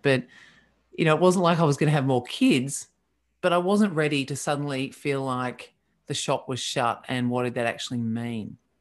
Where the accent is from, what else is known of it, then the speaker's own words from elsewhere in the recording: Australia; I'm Australian.